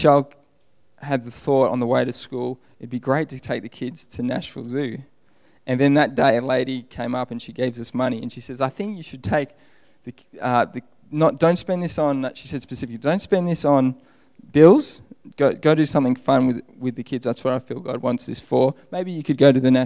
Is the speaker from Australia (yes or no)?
yes; Australia; moved away; I'm Australian.